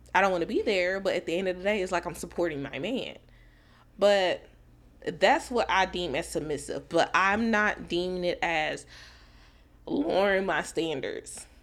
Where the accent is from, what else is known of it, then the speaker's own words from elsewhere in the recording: Dallas, Texas, United States; I'm from Dallas